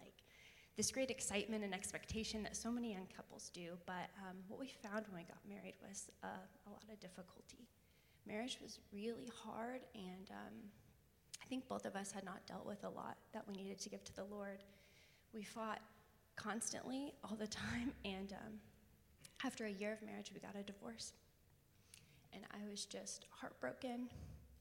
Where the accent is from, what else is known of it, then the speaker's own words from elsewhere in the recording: Tulsa, Oklahoma, United States; I grew up in Tulsa